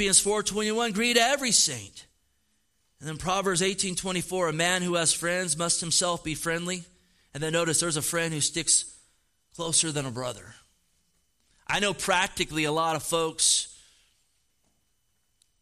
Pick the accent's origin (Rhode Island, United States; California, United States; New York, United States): California, United States; also born or lived in Oregon; Born and raised in the Golden State